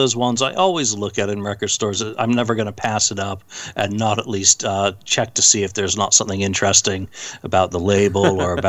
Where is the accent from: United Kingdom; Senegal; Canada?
United Kingdom; Bradford, Yorkshire and the Humber; accent: English; now in United States; I moved here from Bradford in, December 78, so I didn't get into American